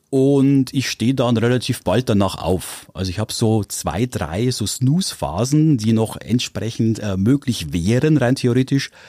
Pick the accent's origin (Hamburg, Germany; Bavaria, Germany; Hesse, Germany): Bavaria, Germany; Bechtsried; also born or lived in Weiden in der Oberpfalz; ich bin aus äh, Weiden in der Oberpfalz, aufgewachsen im schönen Bechtsried